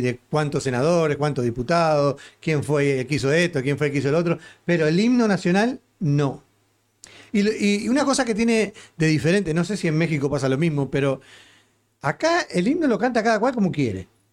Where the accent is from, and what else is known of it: Uruguay; now in United States